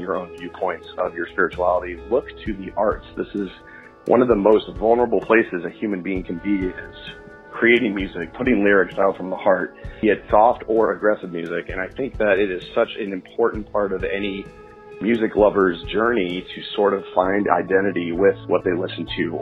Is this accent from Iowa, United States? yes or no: no; Southern California, United States; I was raised a Christian in Southern California with my family.